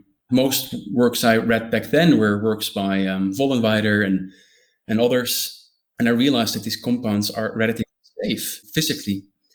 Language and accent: English; northeast Netherlands, Netherlands; moved away as an adult; also born or lived in Groningen, Netherlands; now in London, United Kingdom; I'm born and raised in the Netherlands, a tiny little village in the northeast, more specifically.